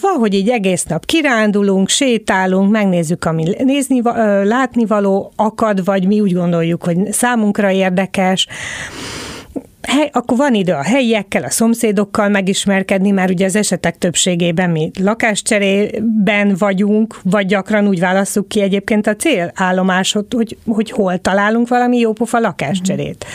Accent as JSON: {"language": "Hungarian", "town": "Szombathely", "region": "Vas", "country": "Hungary", "tie": "born or raised there", "said": "Én a 70-es, 80-as években nőttem fel Magyarországon"}